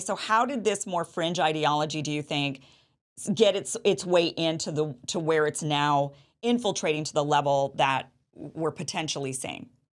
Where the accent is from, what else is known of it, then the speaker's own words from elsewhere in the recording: Idaho, United States; when I was a kid growing up in Idaho